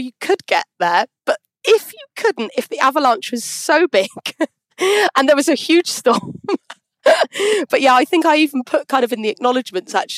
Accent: United Kingdom; also born or lived in Switzerland; as a Brit

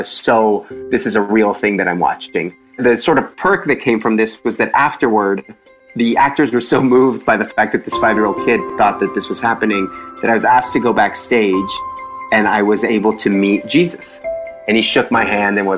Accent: Mexico City, Mexico; moved away; also born or lived in Houston, Texas; I'm originally from Mexico City

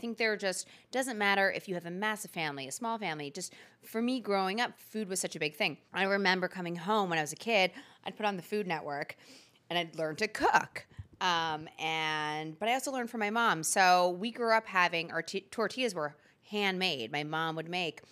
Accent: Philadelphia, Pennsylvania, United States; I'm born and raised in Philadelphia.

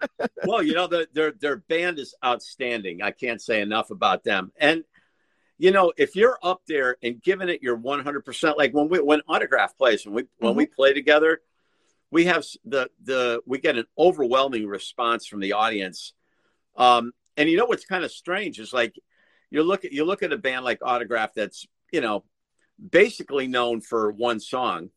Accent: Connecticut, United States; I'm from Connecticut

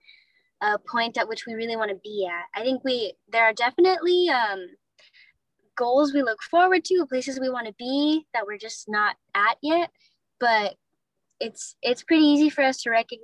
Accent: United States; America today where I grew up

